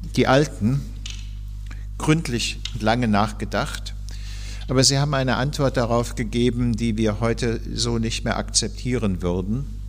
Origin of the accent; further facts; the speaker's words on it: Hesse, Germany; als äh, Hesse